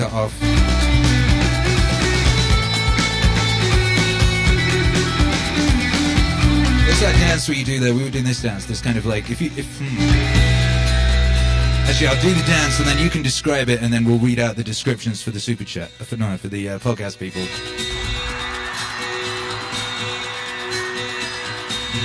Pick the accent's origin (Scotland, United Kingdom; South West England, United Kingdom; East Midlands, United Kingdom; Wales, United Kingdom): Wales, United Kingdom; moved away as an adult; also born or lived in West Midlands, England / Birmingham, England; now in Texas, United States; I was born in the middle of the UK, you know, the West Midlands bit. And I grew up in Wales.